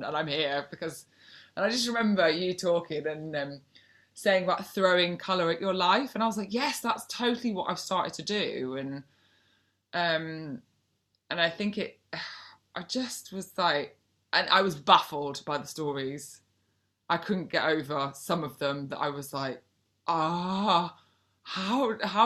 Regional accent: North Wales, United Kingdom; moved away; I'm from North Wales originally.

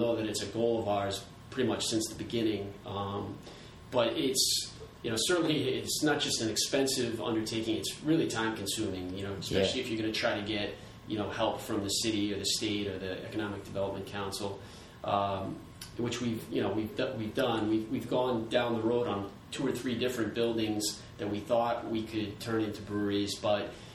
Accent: Warwick, Rhode Island, United States; also born or lived in Virginia; I grew up here in Warwick, Rhode Island, and went off to school in Virginia

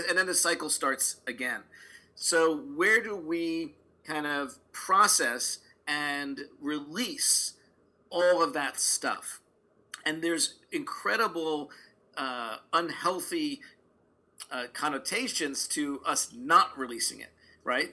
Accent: New York City, New York, United States; now in Los Angeles, United States; grew up in a Orthodox Jewish uh, neighborhood and community in Brooklyn, New York

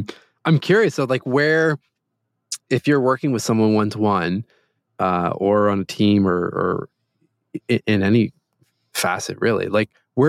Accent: Toronto, Ontario, Canada; Here from Toronto, Canada.

